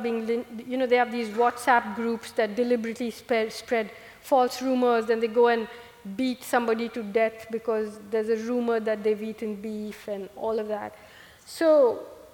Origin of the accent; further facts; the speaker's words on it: Kerala, India; moved away; I grew up in Kerala, where the God of Small Things is set